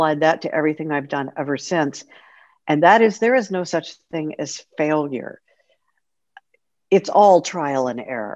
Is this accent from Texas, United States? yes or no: yes; Houston, Texas, United States; I was a rock and roll DJ at one of the top rock stations in Houston, Texas, Rock 101, KLOL, a couple of other stations before that, but I was very fortunate to be on the air in my hometown pretty much my entire career